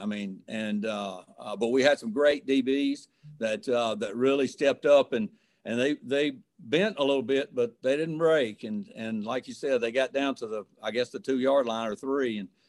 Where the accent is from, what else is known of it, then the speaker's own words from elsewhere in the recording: Starkville, Mississippi, United States; I grew up in Starkville and Kermit Davis was my next door neighbor